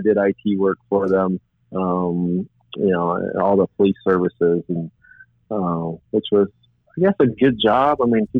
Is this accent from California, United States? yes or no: yes; San Diego, California, United States; growing up in San Diego